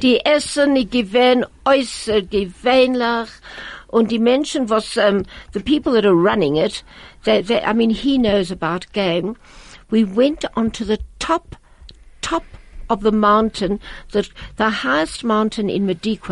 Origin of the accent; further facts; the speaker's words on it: Riga, Latvia; English is a second language; moved away; in Riga, in Riga, I went to the gymnasium.